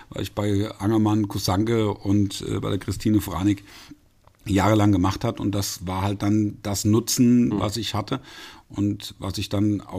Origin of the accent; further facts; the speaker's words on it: Fulda, Hesse, Germany; Ich bin ein echte Völsche Jung, ja.